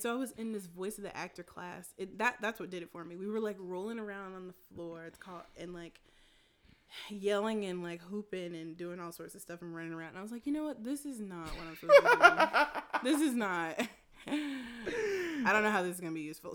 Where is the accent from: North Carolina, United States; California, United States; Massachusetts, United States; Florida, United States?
North Carolina, United States; Winston-Salem; I grew up in Winston Salem